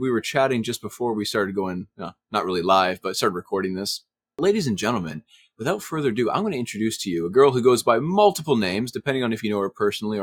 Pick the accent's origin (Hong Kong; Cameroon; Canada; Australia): Canada; I'm Canadian